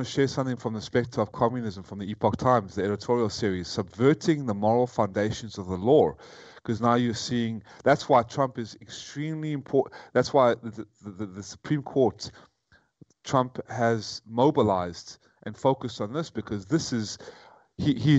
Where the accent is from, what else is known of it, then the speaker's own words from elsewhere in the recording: United States; moved away as an adult; now in Vietnam; I was brought up on Judeo-Christian values in America